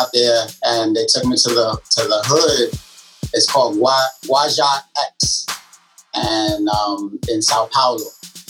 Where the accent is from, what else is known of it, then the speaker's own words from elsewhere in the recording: New York City, New York, United States; New Yorker, born and raised.